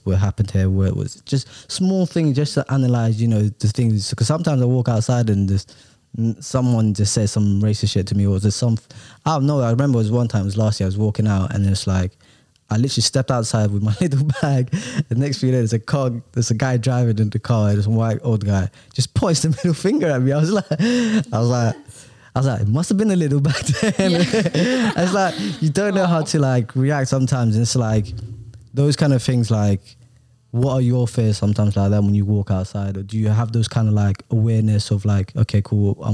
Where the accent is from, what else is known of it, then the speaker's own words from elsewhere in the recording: London, United Kingdom; English is a second language; I'm quite a fast walker because I'm from London